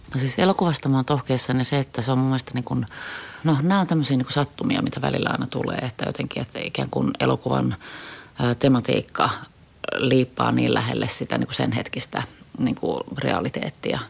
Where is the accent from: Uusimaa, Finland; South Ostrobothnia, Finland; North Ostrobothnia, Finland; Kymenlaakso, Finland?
Uusimaa, Finland; Helsinki; Mä oon Helsingistä kotoisin, useamman polven helsinkiläinen